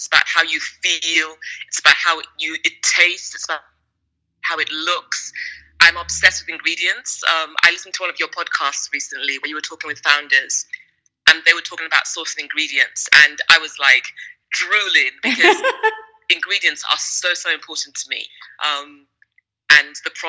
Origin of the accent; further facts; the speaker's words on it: London, United Kingdom; also born or lived in Nigeria; I'm a Londoner, originally born in West Africa in Nigeria, and traveled all over the world.